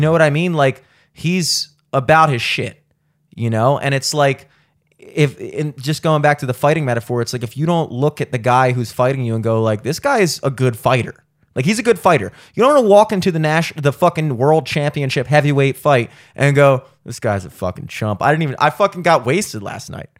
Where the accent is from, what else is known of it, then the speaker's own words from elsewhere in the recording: United States; I, as an American